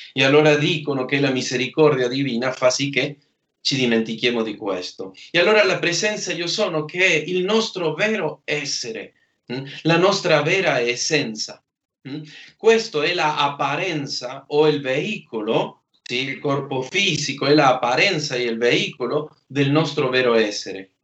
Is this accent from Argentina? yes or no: yes; Argentina; moved away